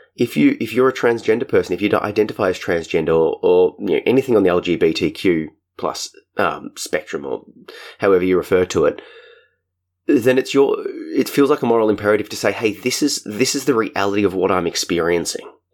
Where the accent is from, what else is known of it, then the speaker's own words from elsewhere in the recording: Australia; my home country, Australia.